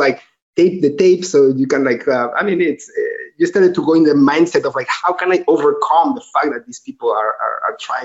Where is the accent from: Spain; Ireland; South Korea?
Spain; Tarragona, Catalonia; English is a second language; moved away as an adult; also born or lived in Ciudad Real, Spain / College Park, Maryland, United States / San Francisco, United States; now in Barcelona, Spain; Then I moved to Tarragona, which is in Catalonia. That's where I did my high school